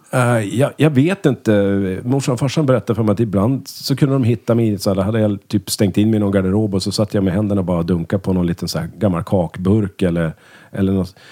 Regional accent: Örnsköldsvik, Västernorrland County, Sweden; moved away; also born or lived in Umeå; vi är ju eh, från Örnsköldsvik då. Växte upp tillsammans från lekisåldern och gick i samma klass hela skolgången.

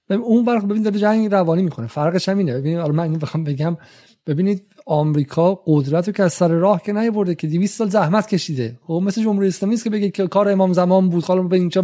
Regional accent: England, United Kingdom; تو انگلیس هم بزرگ شدم

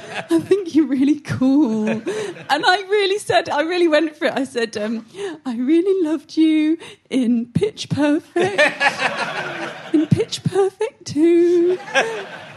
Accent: Syston, East Midlands, United Kingdom; I'm from Syston

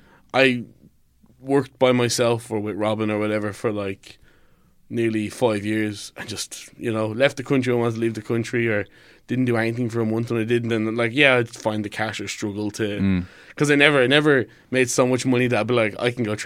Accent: Finglas, Leinster, Ireland; From Finglas.

